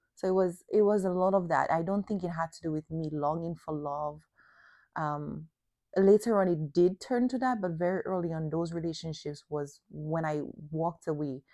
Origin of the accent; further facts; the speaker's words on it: Dominica; the closed mindset of also the area where I grew up in Dominica